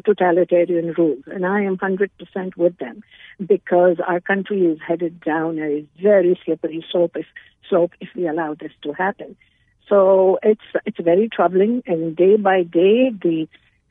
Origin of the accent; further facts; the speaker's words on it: Pakistan; now in Canada; I'm originally from Pakistan, and I know what martial law was